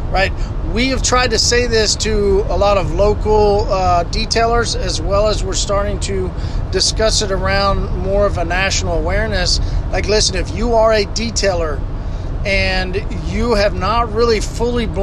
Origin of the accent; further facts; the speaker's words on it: Tulsa, Oklahoma, United States; Uh, I'm from Tulsa, Oklahoma.